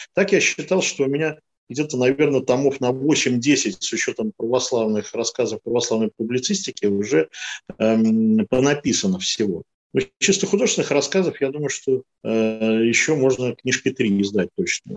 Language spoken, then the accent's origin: Russian; Saint Petersburg, Russia; Я родился и жил всю жизнь в Ленинграде